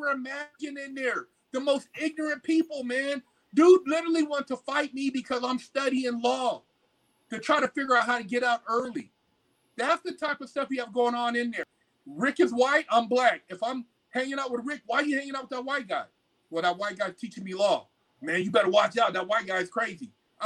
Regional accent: California, United States; I'm from California

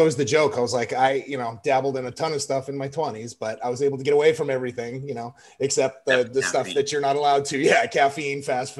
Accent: Pomona, California, United States; born there; also born or lived in Chicago / Denver / Louisiana, United States / Sacramento; I was in Chicago, Denver, LA, Sacramento. I was born in Pomona, California.

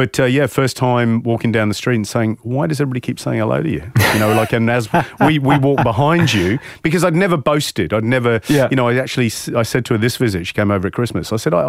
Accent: England, United Kingdom; certainly growing up in England

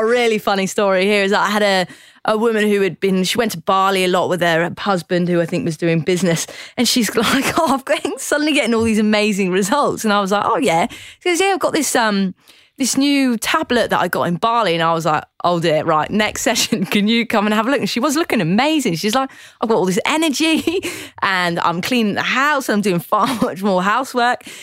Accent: Newquay, South West England, United Kingdom; moved away as an adult; now in Sydney, Australia; I love Cornwall. I'm very proud that I uh, grew up there

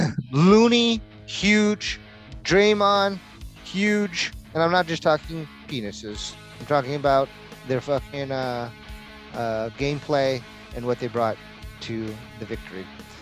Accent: United States; As an Indian growing up in America

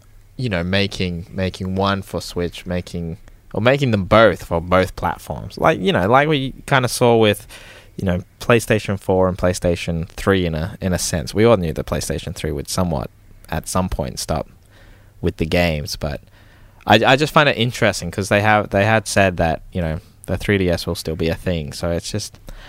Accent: Queensland, Australia; accent: Queensland; my Queensland accent

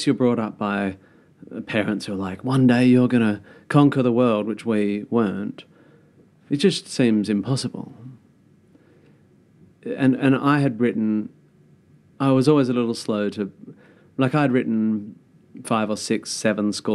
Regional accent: Perth, Western Australia, Australia; moved away; I come from Perth

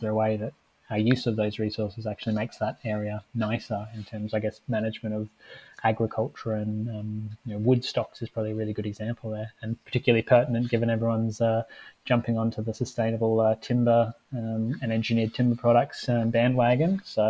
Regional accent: Australia; even though I'm technically Australian.

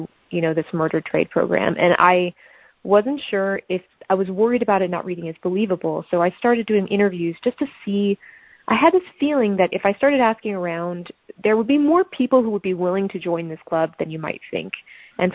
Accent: Los Angeles, California, United States; L.A., which is my hometown

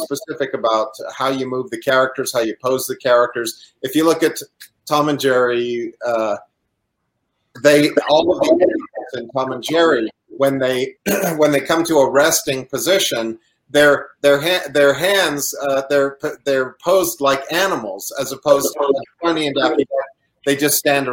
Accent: Canada; I'm Canadian

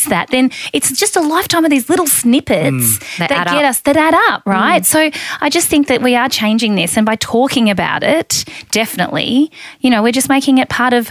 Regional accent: Mildura, Victoria, Australia; I'm from Mildura

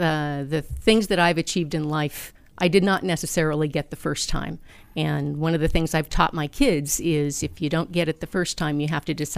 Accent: Medford, Oregon, United States; Medford, Oregon.

